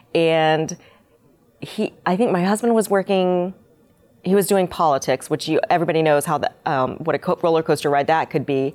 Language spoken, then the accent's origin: English; Winter Haven, Florida, United States; also born or lived in Seoul, Korea; I moved to Mi, um, Florida when I was five and was, grew up, lived in Winter Haven, went to Winter Haven High School